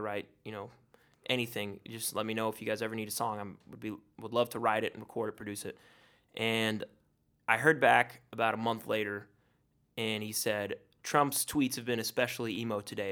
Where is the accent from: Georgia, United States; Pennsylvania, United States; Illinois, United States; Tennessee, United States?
Tennessee, United States; Chattanooga; my hometown